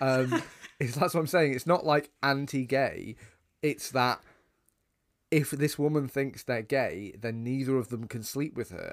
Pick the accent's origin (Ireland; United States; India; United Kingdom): United Kingdom; as two British guys